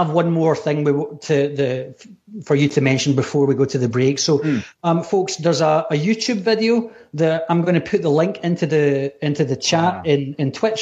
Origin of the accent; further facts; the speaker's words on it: Scotland, United Kingdom; accent: Scottish; It's just my bad Scottish accent